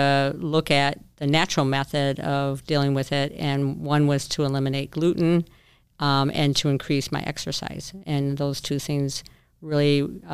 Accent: southwest suburbs of Chicago, Illinois, United States; I am from the southwest suburb of Chicago in Illinois.

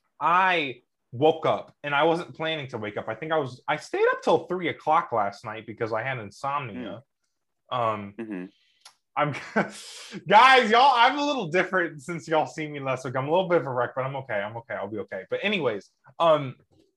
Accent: United States; I'm an American NASCAR fan

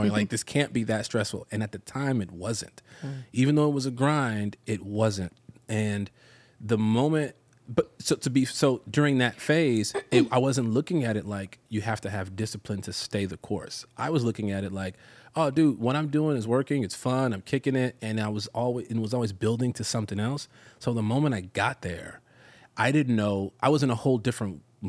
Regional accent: Chicago, Illinois, United States; moved away as an adult; also born or lived in North Hollywood, Los Angeles; now in Los Angeles, United States; I from the south side of Chicago

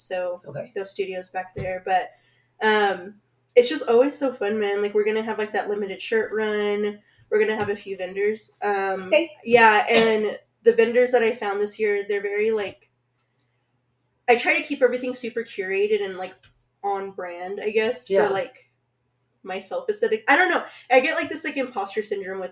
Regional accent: Lubbock, Texas, United States; born or raised there

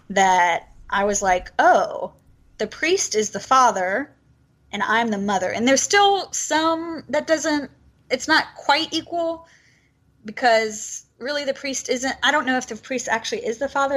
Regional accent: Alabama, United States; moved away; also born or lived in Los Angeles; I'm originally from Alabama, and when I became Episcopalian, I was in Alabama

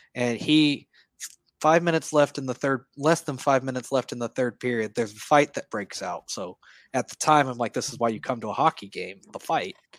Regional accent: Edmond, Oklahoma, United States; now in Norman, United States; I grew up in Edmond, Oklahoma, so just north of Oklahoma City.

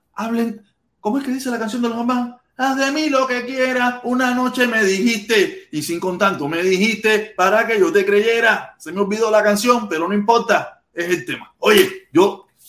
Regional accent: Havana, Cuba; moved away; nací en La Habana, en el Vedado, pero parece que tengo mi influencia pinareña

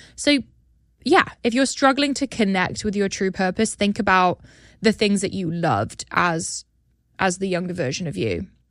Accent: United Kingdom; now in United States; my home country

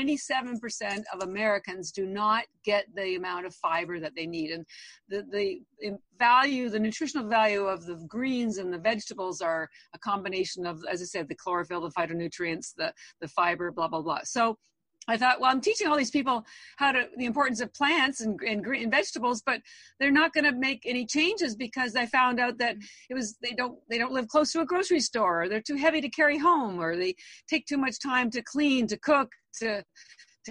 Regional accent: Canada; moved away as an adult; now in Boston, United States; I've actually lived in Boston over 30 years, although I am Canadian

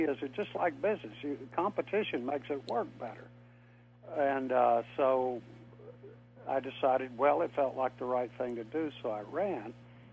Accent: Tidewater, Virginia, United States; also born or lived in North Carolina; I grew up in Tidewater, Virginia

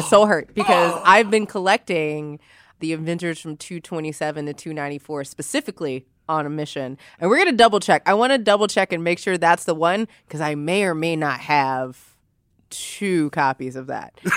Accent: Louisiana, United States; being from the South, because I'm from Louisiana

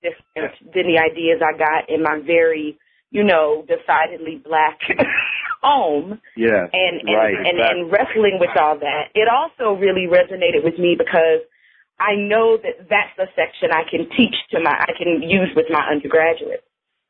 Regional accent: Buffalo, New York, United States; I spent all of my growing up in Buffalo and went to the University of Buffalo.

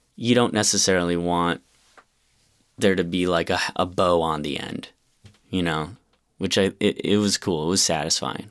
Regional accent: Rochester, New York, United States; I'm from Rochester, New York, which is a pretty small city

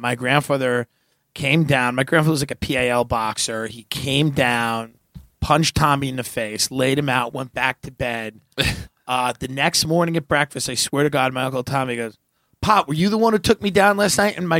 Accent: Long Island, New York, United States; Well, I'm from Long Island, New York, but like my grandfather's from Cork. My nanny was from Galway.

